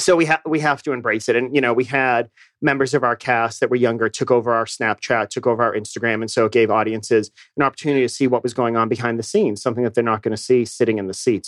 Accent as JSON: {"language": "English", "town": "Boston", "region": "Massachusetts", "country": "United States", "tie": "born or raised there", "also_born_or_lived": "New York / Chicago", "moved": "as an adult", "lives_now": "Atlanta, United States", "said": "I grew up in Boston, so I'm from New England"}